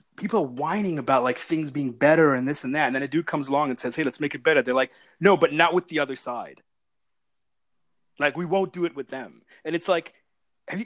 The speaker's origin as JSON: {"language": "English", "country": "Pakistan", "said": "being a Pakistani"}